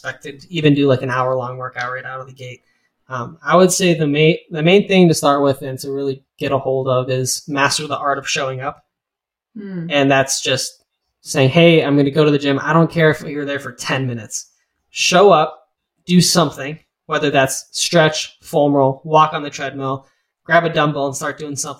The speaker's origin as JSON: {"language": "English", "town": "Lakewood", "region": "Ohio", "country": "United States", "tie": "born or raised there", "lives_now": "Bowling Green, United States", "said": "I was born and raised in Lakewood, Ohio"}